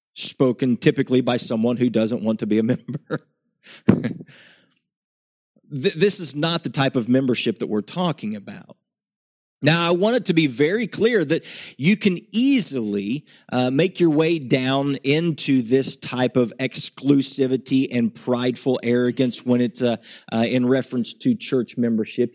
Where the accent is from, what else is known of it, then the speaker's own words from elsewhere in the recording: West Virginia, United States; I grew up in West Virginia, in the backwoods, in the hills of West Virginia